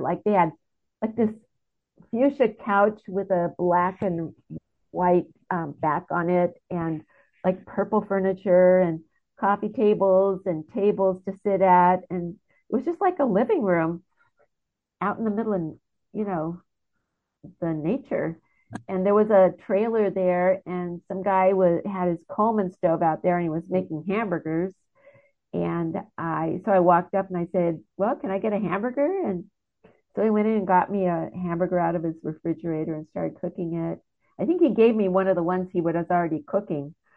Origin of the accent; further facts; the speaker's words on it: United States; I'm an American